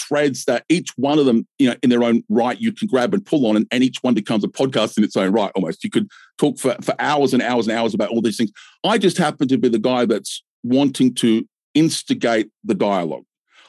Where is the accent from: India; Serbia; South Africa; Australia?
Australia; I'm Australian